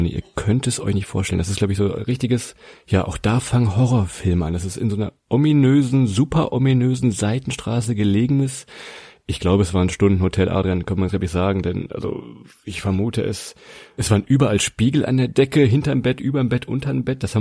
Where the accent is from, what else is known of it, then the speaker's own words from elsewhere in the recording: Lower Saxony, Germany; Wir sagten nämlich, ja, wir kommen aus der Nähe von Hannover